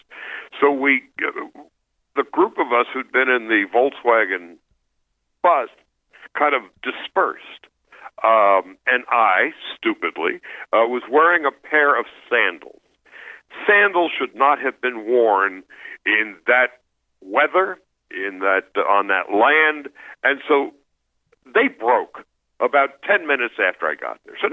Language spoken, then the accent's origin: English; New York, United States; I grew up in New York